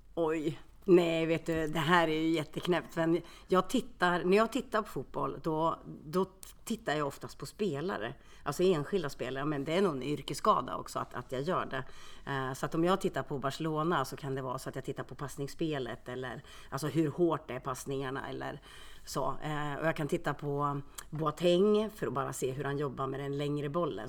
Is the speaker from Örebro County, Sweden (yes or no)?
yes; Karlskoga, Örebro County, Sweden; moved away as an adult; also born or lived in Finland; now in Örebro, Sweden; jag är född i Finland. Så att jag kom hit till, eh, jag kom till Karlskoga när jag var två år